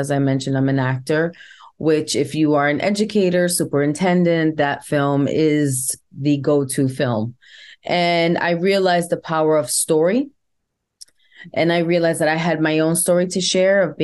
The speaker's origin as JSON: {"language": "English", "town": "New York City", "region": "New York", "country": "United States", "tie": "born or raised there", "said": "I was born and raised in the boogie down Bronx"}